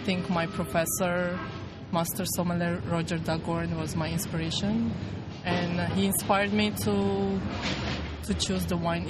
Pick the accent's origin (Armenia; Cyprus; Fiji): Armenia; Yerevan; moved away as an adult; now in United States; I was born and raised in Yerevan. I went to school there. You know, I graduated from university over there.